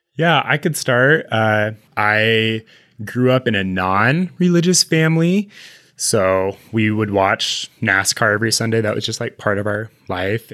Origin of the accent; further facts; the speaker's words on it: Utah, United States; We're both from Utah.